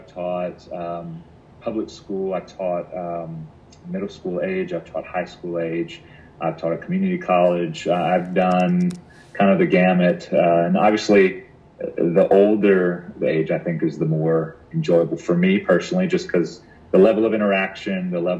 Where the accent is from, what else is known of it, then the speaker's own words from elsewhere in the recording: Louisiana, United States; I think that was new for me because I grew up in Louisiana